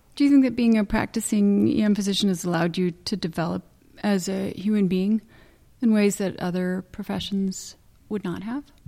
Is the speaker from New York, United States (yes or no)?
no; Santa Barbara, California, United States; I was born in Cottage Hospital